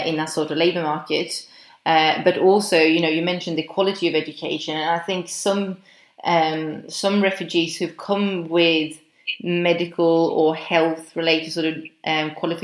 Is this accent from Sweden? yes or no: yes; Sweden; I'm from Sweden